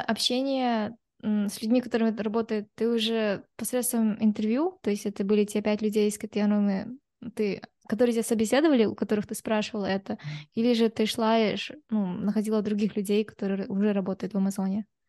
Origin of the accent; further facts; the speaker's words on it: Kazakhstan; я вот как девушка из Казахстана, да, или там я казашка